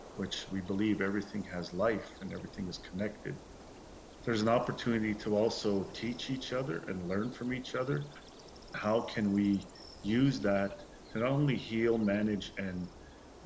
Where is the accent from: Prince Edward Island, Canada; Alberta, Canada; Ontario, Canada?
Alberta, Canada; Siksika Nation; I'm from the Siksika Nation on the Canadian side of the border